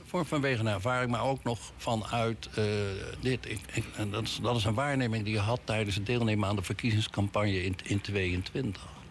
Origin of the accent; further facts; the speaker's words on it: The Hague, South Holland, Netherlands; als geboren Hagenaar